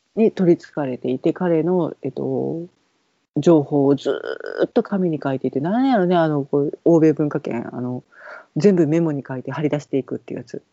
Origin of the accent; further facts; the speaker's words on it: Kansai, Japan; 関西人やねんわしら。